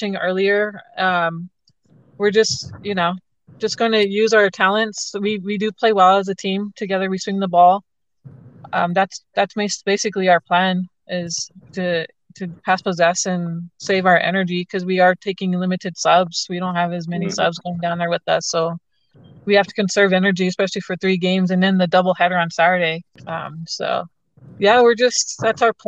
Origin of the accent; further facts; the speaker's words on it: Gallup, New Mexico, United States; my hometown in Gallup